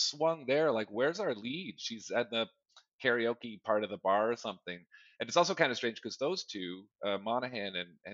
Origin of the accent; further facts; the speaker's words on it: Hamilton, Ontario, Canada; My brother and sister played hockey in Hamilton, and that was like, I grew up around